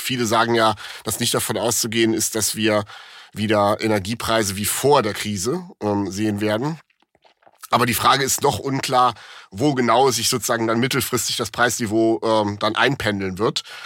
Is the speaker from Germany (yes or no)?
yes; Rhineland, Germany; bin ich als Rheinländer